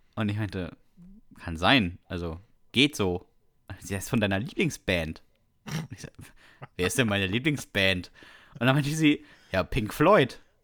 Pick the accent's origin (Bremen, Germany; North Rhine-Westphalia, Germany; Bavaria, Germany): Bremen, Germany; Ich bin in Bremen zur Schule gegangen, da gab es in der dritten Klasse keine Noten